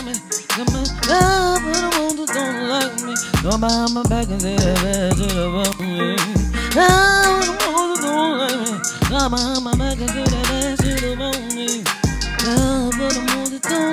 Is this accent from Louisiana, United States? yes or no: yes; New Orleans, Louisiana, United States; I'm a woman from New Orleans because I came up on those same terms